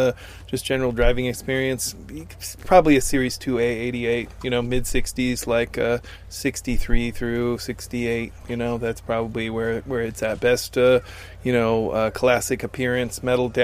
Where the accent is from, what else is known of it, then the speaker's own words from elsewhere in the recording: Oregon, United States; I'm from Oregon